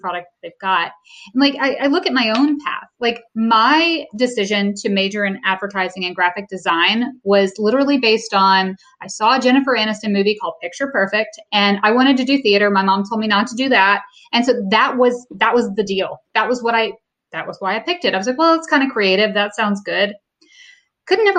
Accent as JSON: {"language": "English", "region": "the South", "country": "United States", "tie": "born or raised there", "also_born_or_lived": "Los Angeles", "moved": "as an adult", "said": "I grew up in the South"}